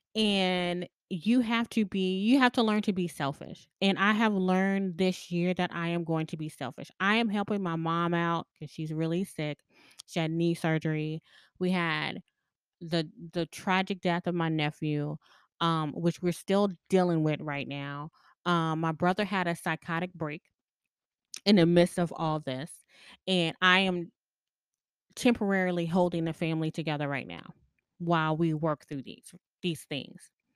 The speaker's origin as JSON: {"language": "English", "region": "the South", "country": "United States", "tie": "born or raised there", "said": "I grew up in the South"}